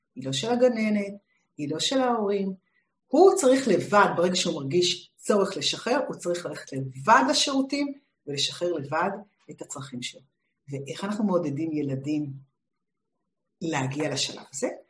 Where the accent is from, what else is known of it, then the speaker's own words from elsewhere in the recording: Israel; שגדלתי בשנות השישים בישראל